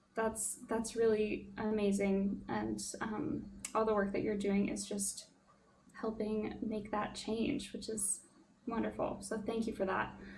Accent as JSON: {"language": "English", "region": "Alaska", "country": "United States", "tie": "born or raised there", "moved": "yes", "said": "someone who was born and raised in Alaska"}